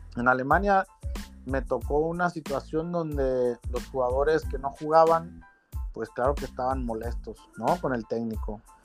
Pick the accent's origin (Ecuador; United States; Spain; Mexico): Mexico; esos somos los mexicanos